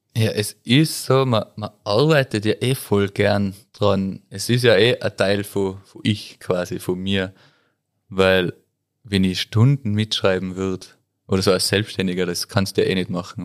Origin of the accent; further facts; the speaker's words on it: Tyrol, Austria; bei uns in Tirol